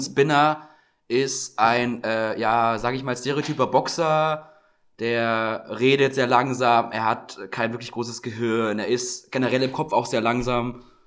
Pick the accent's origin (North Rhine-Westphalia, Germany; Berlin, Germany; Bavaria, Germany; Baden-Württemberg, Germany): Bavaria, Germany; Franconia; bei uns, wo ich herkomme, Standard so. Im Frankenland